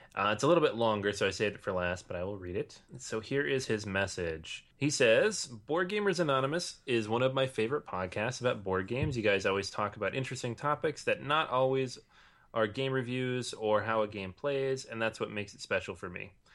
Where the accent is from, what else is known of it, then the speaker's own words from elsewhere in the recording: Venezuela; moved away as an adult; now in Barcelona, Spain; I'm originally from Venezuela, but currently living in Barcelona.